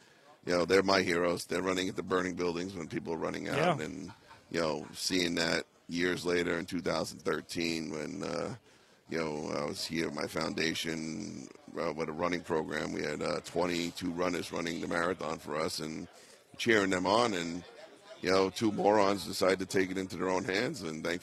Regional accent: Staten Island, New York, United States; I couldn't get home because I'm from Staten Island.

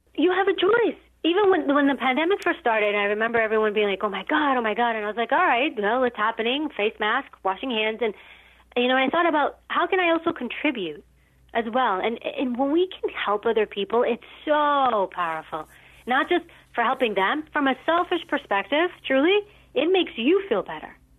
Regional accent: New York City, New York, United States; I grew up in New York City and uh, in a, a rougher area

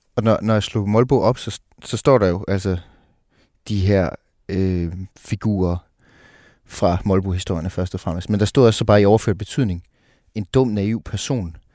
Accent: Jutland, Denmark; moved away; also born or lived in Copenhagen; jeg er fra Jylland oprindeligt

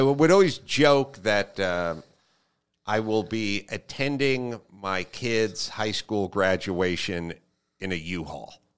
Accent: Los Angeles, California, United States; I grew up in Los Angeles and a very sort of hippie mom

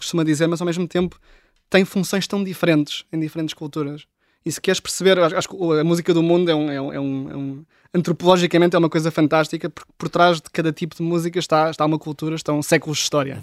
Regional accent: Oeiras, Lisbon, Portugal; cresci em Oeiras, nos subúrbios de, de Lisboa

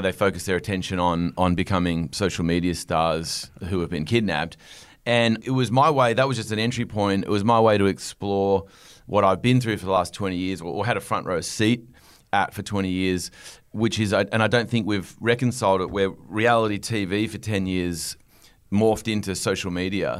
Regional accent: Australia; moved away as an adult; also born or lived in Los Angeles, United States; I was sitting in L A as an Australian

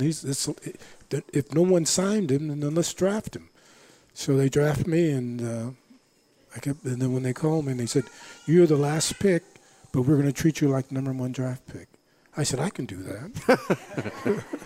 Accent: Los Angeles, California, United States; also born or lived in Langston, Oklahoma; I'm from Los Angeles

